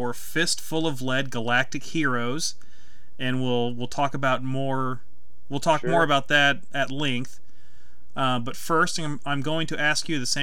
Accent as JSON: {"language": "English", "town": "Lee's Summit", "region": "Missouri", "country": "United States", "tie": "born or raised there", "said": "we're both from the Kansas City area. You're just a little bit north of me in Independence. I went to high school in Lee Summit"}